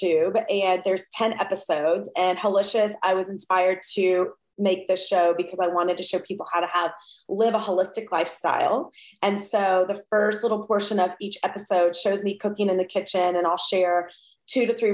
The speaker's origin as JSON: {"language": "English", "region": "Georgia", "country": "United States", "also_born_or_lived": "Atlanta", "moved": "yes", "lives_now": "Southern California, United States", "said": "I'm from Georgia."}